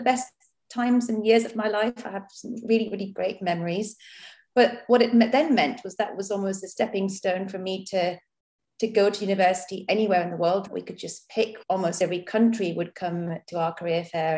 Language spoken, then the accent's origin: English; Mumbai, Maharashtra, India; now in Southampton, United Kingdom; I grew up in India. I was born in, in Bombay